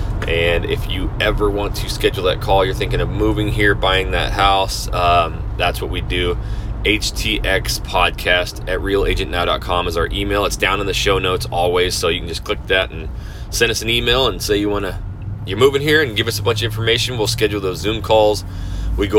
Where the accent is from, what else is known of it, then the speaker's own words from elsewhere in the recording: Idaho, United States; now in Kingwood, Houston, United States; I come from Idaho. I come from cold weather. I come from snow.